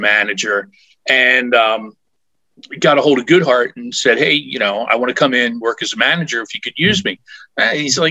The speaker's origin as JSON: {"language": "English", "town": "Philadelphia", "region": "Pennsylvania", "country": "United States", "tie": "born or raised there", "said": "I grew up in the Philadelphia area"}